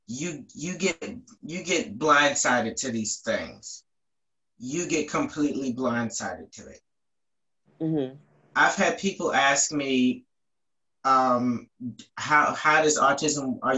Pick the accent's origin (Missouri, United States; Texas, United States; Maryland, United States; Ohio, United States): Maryland, United States; Baltimore; I'm from Baltimore, Maryland.